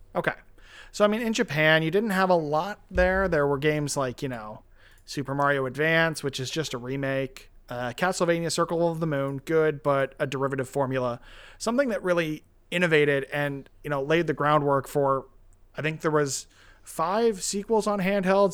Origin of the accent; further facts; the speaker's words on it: Canada; as a Canadian kid